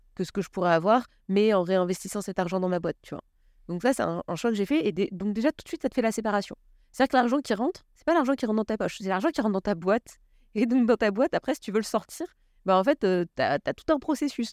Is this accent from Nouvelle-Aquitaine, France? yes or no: no; Paris, Île-de-France, France; J'ai grandi à Paris